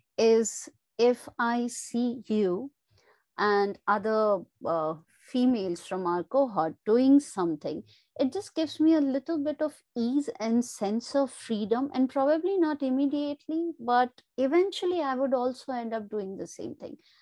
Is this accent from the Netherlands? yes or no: no; India; I come from India